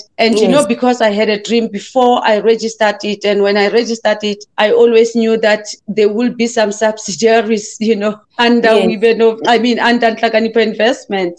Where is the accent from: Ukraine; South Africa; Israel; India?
South Africa; I am South African born, and I had my journey, you know, I had my struggles. My father was a farm worker, my mother as well, and I had to learn to survive at a very early stage. And I started working at the farms.